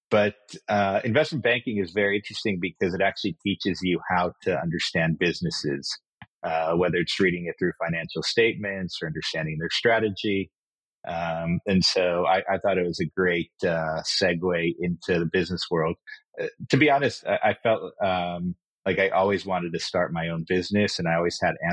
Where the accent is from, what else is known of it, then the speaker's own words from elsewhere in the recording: Kenya; also born or lived in Israel; So as you mentioned, I, I was born in Israel, but I actually grew up in Kenya in Africa. Um, we moved there when I was four years old, and I went to the same school all the way from kindergarten to 12th grade.